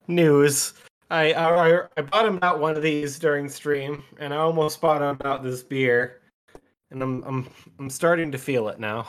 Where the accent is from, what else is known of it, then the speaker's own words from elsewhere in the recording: Wisconsin, United States; we're from Wisconsin